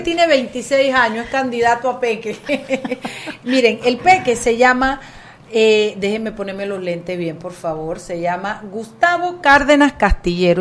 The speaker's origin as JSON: {"language": "Spanish", "country": "Panama", "said": "lo orgullosa que yo me siento como panameña"}